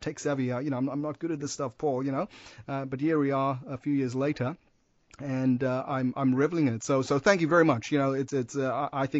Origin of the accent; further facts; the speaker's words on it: Perth, Western Australia, Australia; I'm from Perth